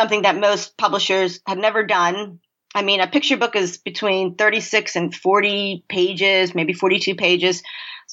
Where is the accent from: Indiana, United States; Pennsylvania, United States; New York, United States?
Pennsylvania, United States; We grew up in Pennsylvania